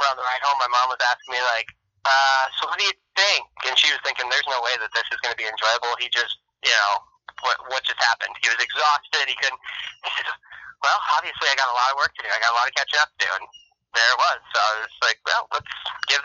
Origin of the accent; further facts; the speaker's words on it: Findlay, Ohio, United States; also born or lived in Detroit area, Michigan; we moved from Michigan, like I said, about the age of 7, back down to Findlay, Ohio